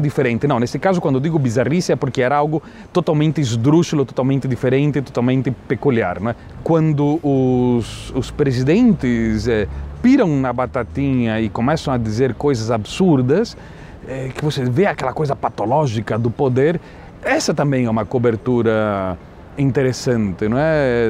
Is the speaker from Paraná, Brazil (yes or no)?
yes; Londrina, Paraná, Brazil; also born or lived in Buenos Aires, Argentina / São Paulo / Governador Valadares; eu me criei em Londrina, eh, Londrina é a minha cidade